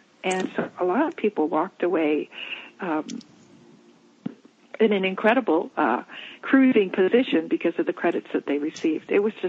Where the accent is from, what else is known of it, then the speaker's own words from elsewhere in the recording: Hawaii, United States; Land is being added to our island, which is, we're from